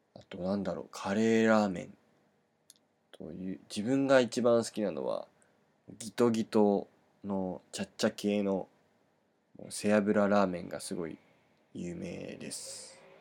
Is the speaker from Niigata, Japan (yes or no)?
yes; Niigata, Japan; 僕の出身地の新潟県